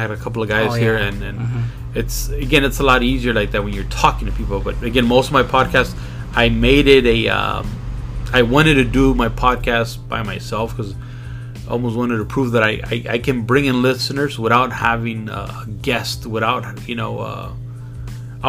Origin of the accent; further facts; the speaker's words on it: Compton, California, United States; also born or lived in Long Beach; born and raised in Compton.